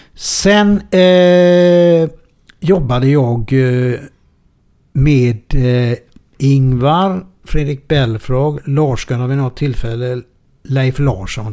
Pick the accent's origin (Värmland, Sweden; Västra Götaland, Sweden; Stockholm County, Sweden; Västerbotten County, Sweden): Västra Götaland, Sweden; Gothenburg; moved away; also born or lived in Malmö; … och jag är urgöteborgare